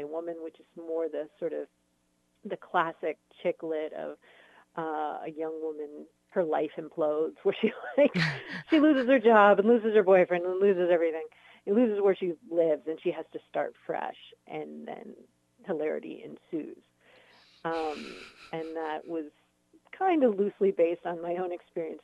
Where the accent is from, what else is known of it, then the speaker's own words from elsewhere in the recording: San Diego, California, United States; also born or lived in upstate New York / Los Angeles; I grew up down in San Diego.